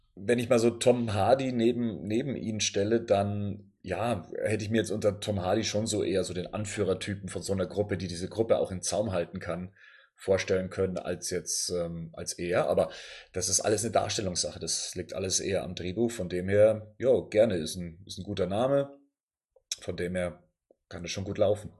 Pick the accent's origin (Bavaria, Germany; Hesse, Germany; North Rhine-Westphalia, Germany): Bavaria, Germany; Ich bin aus Bayern.